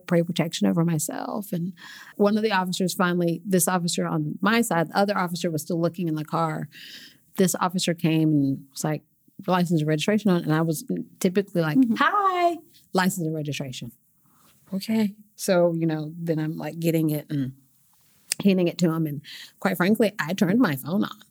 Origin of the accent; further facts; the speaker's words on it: Oklahoma City, Oklahoma, United States; I grew up right here in Oklahoma City